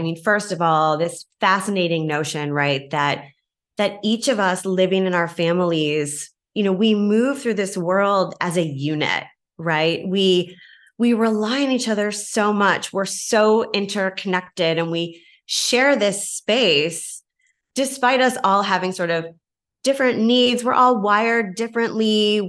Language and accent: English; Kingston, Ontario, Canada; moved away as an adult; also born or lived in Hamilton, Canada; now in Chicago, United States; I'm from Kingston.